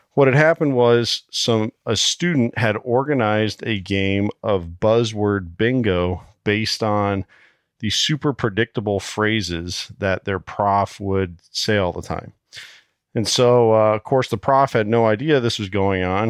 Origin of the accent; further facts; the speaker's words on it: Iowa, United States; representing my home state here, Iowa